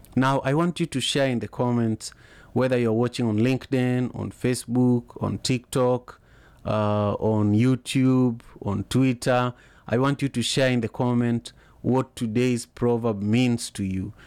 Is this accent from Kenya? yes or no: yes; Kenya; growing up in Kenya